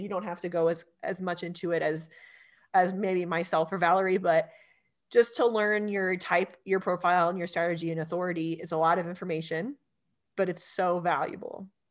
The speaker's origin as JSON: {"language": "English", "region": "Southern California", "country": "United States", "tie": "born or raised there", "moved": "as an adult", "lives_now": "Colorado, United States", "said": "I grew up in Southern California"}